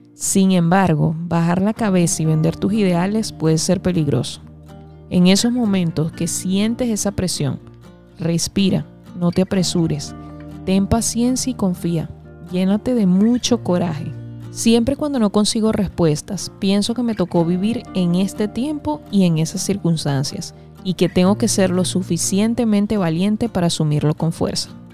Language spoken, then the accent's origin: Spanish; Venezuela; Aproximadamente en medio de mis estudios de primaria, en el año 1999, en mi país Venezuela